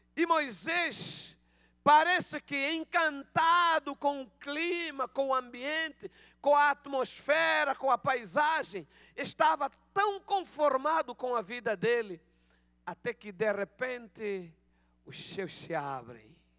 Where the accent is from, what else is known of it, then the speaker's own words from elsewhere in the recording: Angola; accent: Angolan Portuguese; Peço perdão pelo meu português de Angola